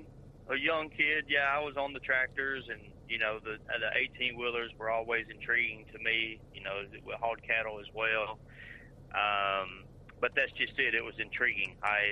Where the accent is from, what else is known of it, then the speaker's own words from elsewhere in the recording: Mississippi, United States; I'm from Mississippi